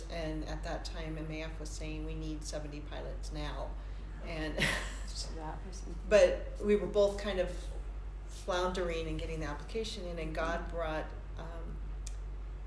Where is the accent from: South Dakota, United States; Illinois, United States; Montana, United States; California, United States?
California, United States; moved away; I was from California